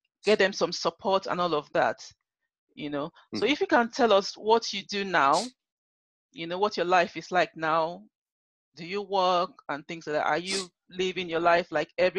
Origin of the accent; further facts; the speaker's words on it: Nigeria; moved away; I'm Nigerian, you know, mm-hmm. originally from Nigeria